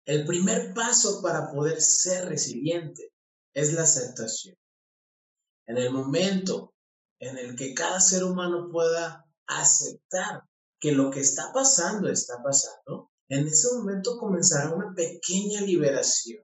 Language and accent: Spanish; Mexico; por mi pueblo en México